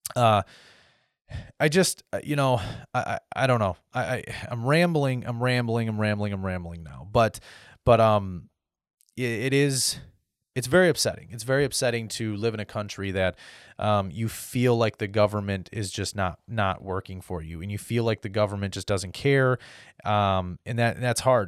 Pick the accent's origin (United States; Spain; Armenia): United States; as an American because that's what I am